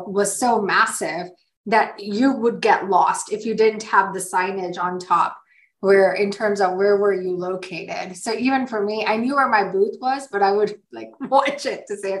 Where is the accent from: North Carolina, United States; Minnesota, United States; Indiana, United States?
North Carolina, United States; Sparta; I'm Indian too, but I grew up here. I grew up in a small town called Sparta, North Carolina.